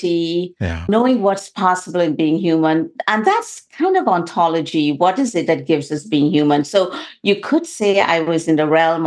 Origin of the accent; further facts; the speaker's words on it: Guyana; I was born in the only English-speaking country in South America. It's called Guyana